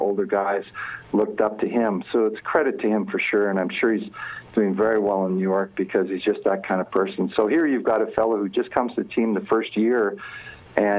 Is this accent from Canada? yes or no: yes; Edmonton, Alberta, Canada; I was from Edmonton. I was going to live in Edmonton for the rest of my life.